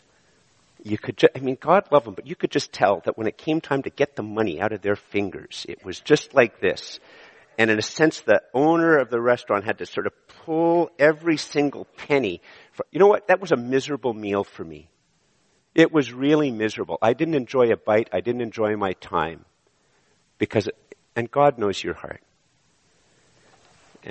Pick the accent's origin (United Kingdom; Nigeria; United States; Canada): Canada; I was born in Canada